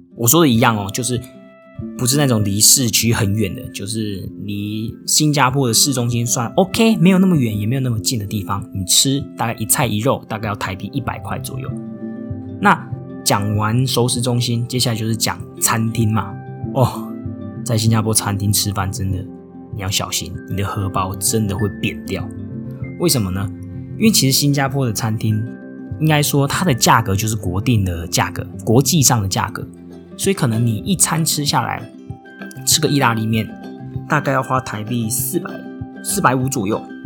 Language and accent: Chinese; Tainan, Taiwan; moved away as an adult; also born or lived in Japan; now in Singapore; 我也是只有在台湾出生长大